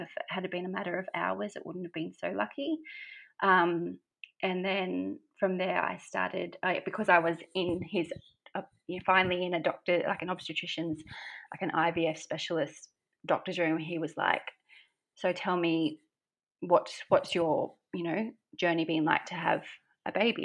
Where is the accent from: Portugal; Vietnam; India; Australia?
Australia; Brisbane, Queensland; moved away as an adult; now in Gold Coast, Australia; I live on the Gold Coast in beautiful Oz. Um, I'm originally from Brisbane